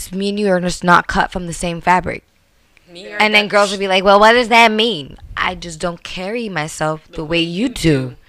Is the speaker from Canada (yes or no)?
yes; Brampton, Ontario, Canada; I'm from Airport Road.